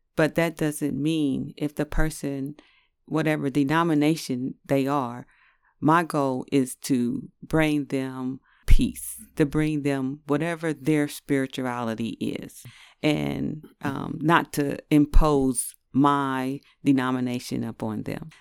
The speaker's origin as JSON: {"language": "English", "town": "New York City", "region": "New York", "country": "United States", "tie": "born or raised there", "moved": "yes", "lives_now": "Ohio, United States", "said": "I was born in Brooklyn, New York, and then moved to Ohio"}